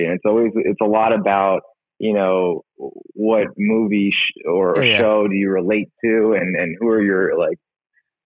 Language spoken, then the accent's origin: English; Somerset, New Jersey, United States; moved away as an adult; I'm actually from Somerset, New Jersey. That's where I was born and raised